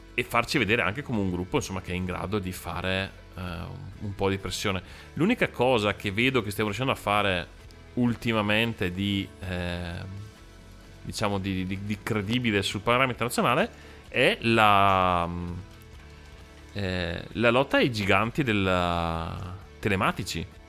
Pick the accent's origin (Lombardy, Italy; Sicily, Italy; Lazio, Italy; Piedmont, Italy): Lombardy, Italy; Brescia; noi siamo di Brescia